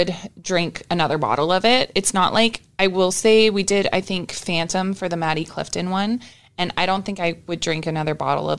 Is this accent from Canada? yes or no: yes; Canada; moved away as an adult; also born or lived in Jacksonville, Florida, United States; now in Florida, United States; I was born in Jacksonville, Florida, then moved to Canada when I was about almost 10 years old, and then came back, and now I live in Florida again.